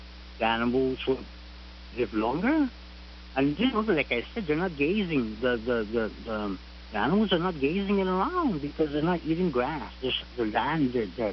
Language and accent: English; Barrigada, Guam; I'm from Barragata